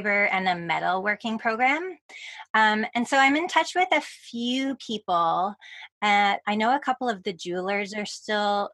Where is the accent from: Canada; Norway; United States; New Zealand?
Canada; Victoria, British Columbia; I moved back to my hometown of Victoria, British Columbia